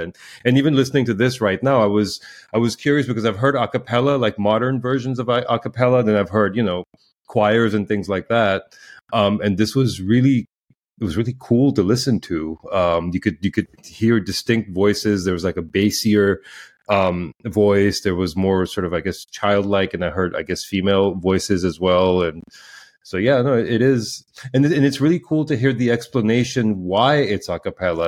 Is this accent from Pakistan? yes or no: yes; Pakistan; moved away; I grew up in in Pakistan